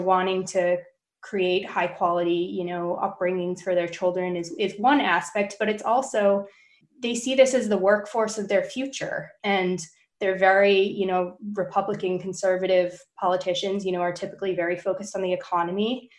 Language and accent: English; Northeast, United States; I grew up in the Northeast and we're not from the South.